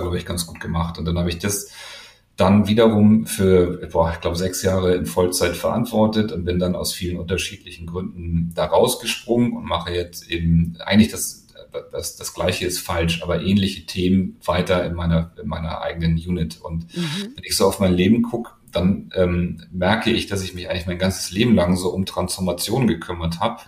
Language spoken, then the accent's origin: German; Hamburg, Germany; Ich komme aus Hamburg und wollte gerne nach Hamburg